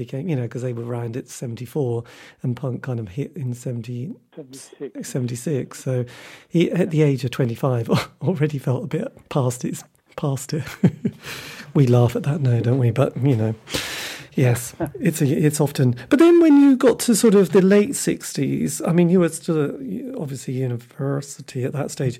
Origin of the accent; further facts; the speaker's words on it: Norwich, East of England, United Kingdom; I'm from Norwich, ish